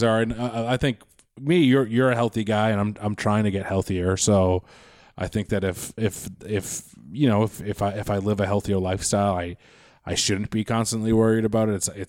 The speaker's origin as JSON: {"language": "English", "town": "Quincy", "region": "Massachusetts", "country": "United States", "moved": "as an adult", "lives_now": "Los Angeles, United States", "said": "I'm from Quincy, Massachusetts."}